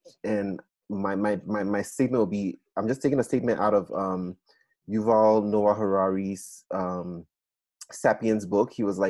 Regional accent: Nigeria; moved away; I'm Black, I'm Nigerian.

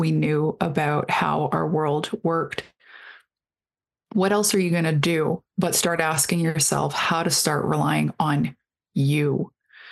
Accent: Canada

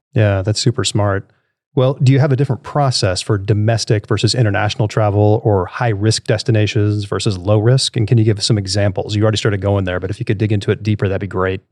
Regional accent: New York City, New York, United States; moved away; I grew up in New York City when I was young

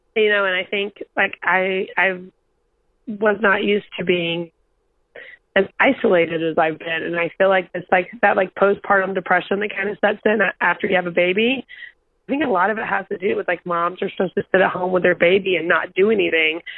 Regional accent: North Carolina, United States; now in New York, United States; It's the county I grew up in. I'm from a two stoplight town in North Carolina

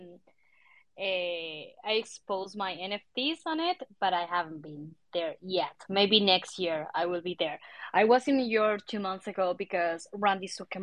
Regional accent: Argentina; English is a second language; moved away as an adult; also born or lived in Mexico; now in Mexico City, Mexico; I'm from Argentina

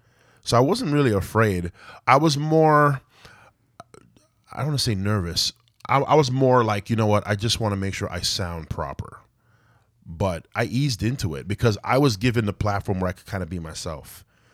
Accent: Malton, Ontario, Canada; I guess it's like part of Mississauga now, but yeah, I'm from Malton, Ontario, man.

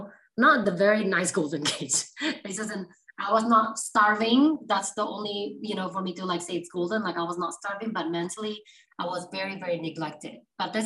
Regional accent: Surabaya, East Java, Indonesia; moved away as an adult; now in United States; So I'm actually originally from Indonesia, Surabaya. So yeah, grew up very Asian culture

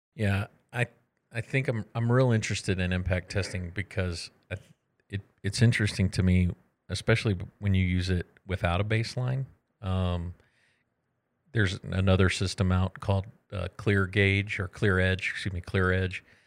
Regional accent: Texas, United States; moved away; I'm from Texas

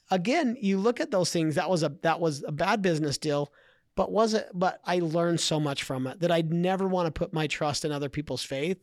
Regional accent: Idaho, United States; I grew up in Idaho

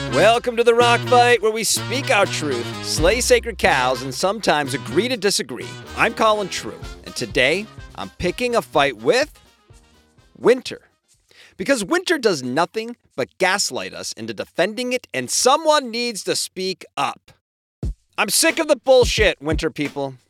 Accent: Lancaster, Pennsylvania, United States; now in San Diego, United States; I grew up in Lancaster, Pennsylvania

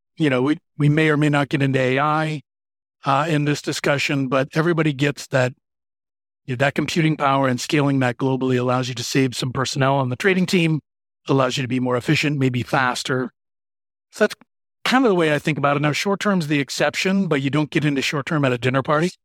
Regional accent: Michigan, United States; moved away as an adult; also born or lived in Philadelphia; now in Chicago, United States; I grew up in Michigan in the Midwest here in the U S

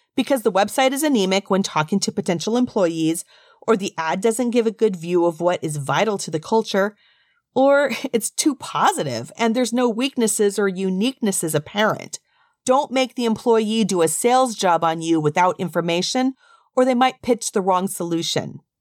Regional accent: United States; being from the U S and raised as a person who understands the rules of English and how to speak as an American

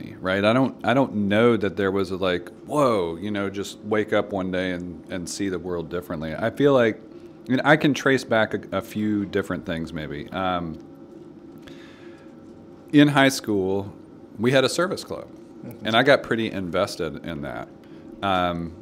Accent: Nashville, Tennessee, United States; we grew up in West Nashville

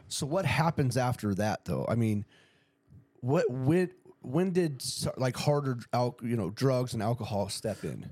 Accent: Ramona, California, United States; I grew up in Ramona

